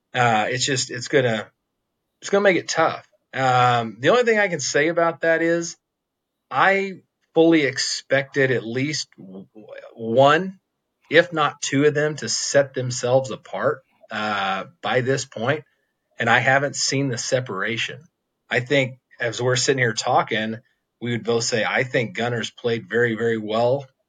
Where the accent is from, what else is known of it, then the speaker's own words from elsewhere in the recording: Stillwater, Oklahoma, United States; I grew up in Stillwater.